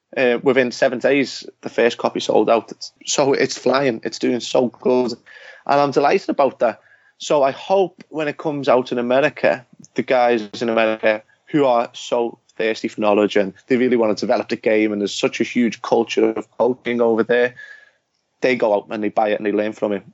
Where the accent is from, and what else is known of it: England, United Kingdom; born or raised there